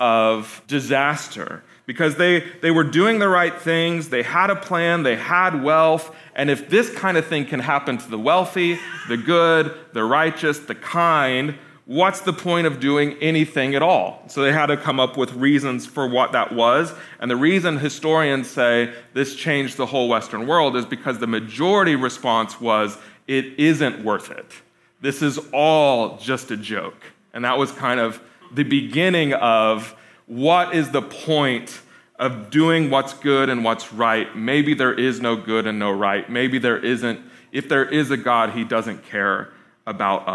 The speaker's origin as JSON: {"language": "English", "region": "Lisbon", "country": "Portugal", "tie": "born or raised there", "moved": "yes", "said": "my hometown, my home city, which is Lisbon, Portugal"}